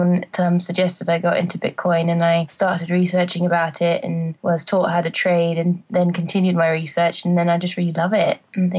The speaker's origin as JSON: {"language": "English", "region": "England", "country": "United Kingdom", "moved": "yes", "said": "I wait to the first job I got when I came out from England."}